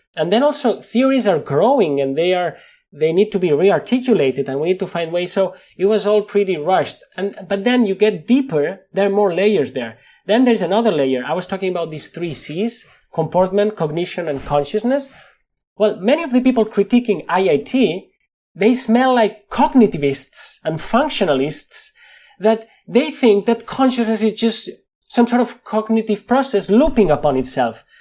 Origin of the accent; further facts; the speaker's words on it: Spain; accent: Spanish; English is a second language; with my Spanish accent